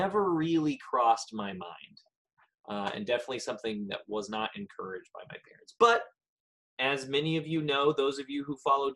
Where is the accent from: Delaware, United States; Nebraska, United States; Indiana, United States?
Indiana, United States; Greenwood; I was born and raised in Greenwood, Indiana, just south of Indianapolis.